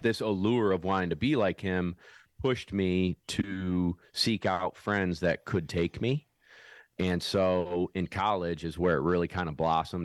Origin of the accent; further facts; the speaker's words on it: Syracuse, New York, United States; also born or lived in South Carolina; I'm from Syracuse, New York